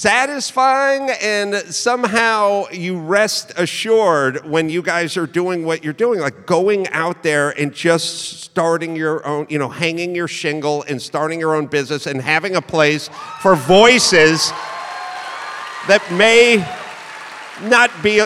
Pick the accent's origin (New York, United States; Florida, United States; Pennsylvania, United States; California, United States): California, United States; And the answer is, you know, I'm from California, and when Newsom was closing down outdoor dining, I was yelling, don't do it.